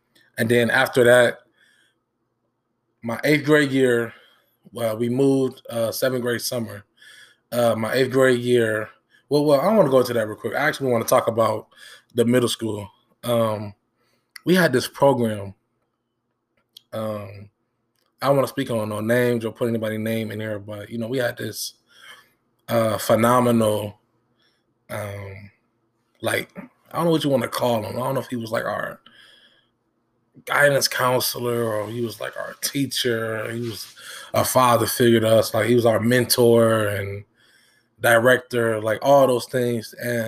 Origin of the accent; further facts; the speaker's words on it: Benton Harbor, Michigan, United States; We grew up on Clay Street. If you're from Michigan or Benton Harbor, you know what that is. We grew up on Clay Street.